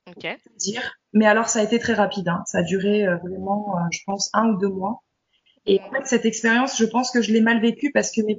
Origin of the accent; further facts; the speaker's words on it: France; je suis, je suis française, bon, d'origine, hein.